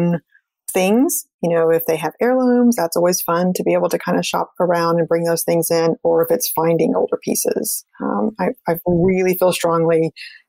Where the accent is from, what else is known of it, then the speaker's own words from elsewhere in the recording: South Texas, United States; moved away; also born or lived in Washington, D.C. area / Brazil; I grew up in South Texas